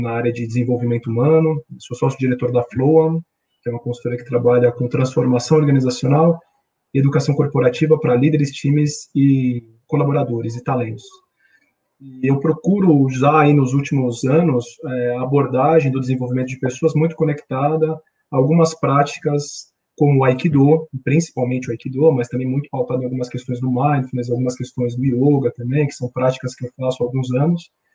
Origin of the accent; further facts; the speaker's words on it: São Paulo, Brazil; eu sou paulistano, moro em São Paulo